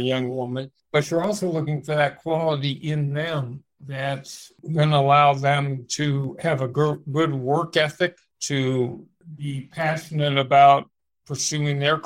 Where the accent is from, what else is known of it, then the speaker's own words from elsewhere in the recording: Los Angeles, California, United States; I grew up in Los Angeles